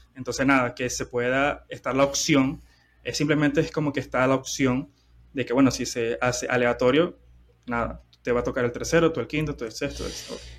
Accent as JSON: {"language": "Spanish", "country": "Venezuela", "said": "soy de, soy de Venezuela"}